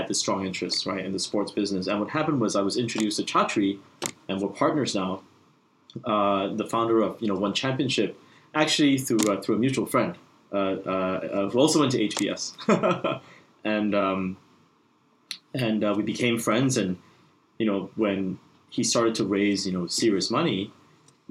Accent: Singapore; it was headquartered in my home country of Singapore.

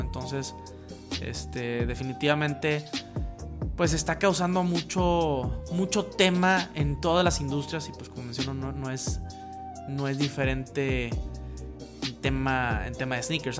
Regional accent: Mexico; en México, donde, de donde soy yo

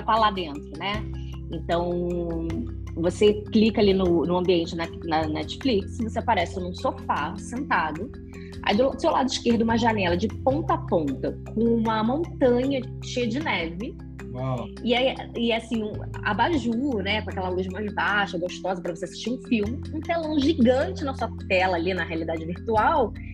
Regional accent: Rio de Janeiro, Brazil; moved away as an adult; now in São Paulo, Brazil; Eu sou carioca

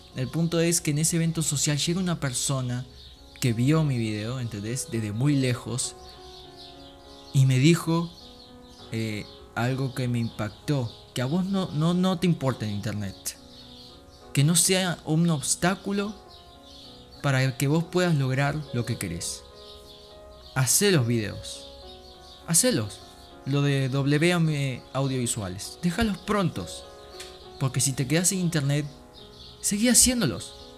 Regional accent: Uruguay; siendo un uruguayo común y corriente cristiano

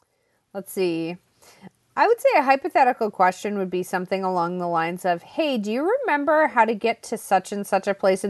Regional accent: Massachusetts, United States; where we grew up in Massachusetts

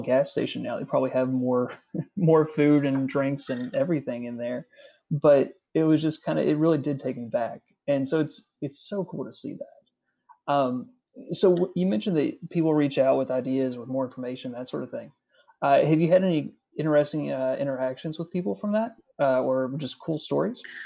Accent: Carter County, Kentucky, United States; I'm from Carter County originally, so that's you know that's my neck of the woods

